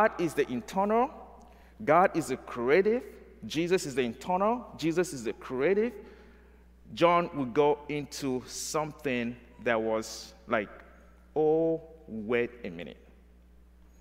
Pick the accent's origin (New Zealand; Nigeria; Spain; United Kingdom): Nigeria; moved away; I'm from Nigeria